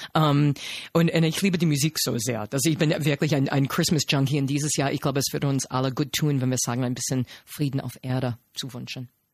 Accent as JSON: {"language": "German", "country": "United States", "second_language": "German", "moved": "as an adult", "lives_now": "Germany", "said": "habe mich nicht als Amerikanerin repräsentiert repräsentiert gefühlt"}